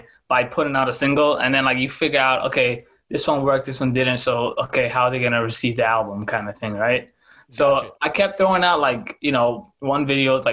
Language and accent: English; Canada; It's about being Canadian. It can be about being black. It can be about being like, in particular, like Sudanese.